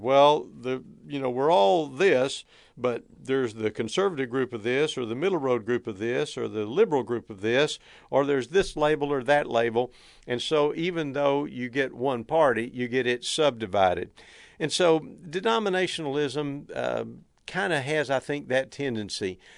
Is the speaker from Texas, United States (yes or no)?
yes; Texas, United States; I don't think it's any secret from my accent or from uh, a number of the mannerisms and the way that I speak that I hail from Texas. We Texans are proud of a lot of things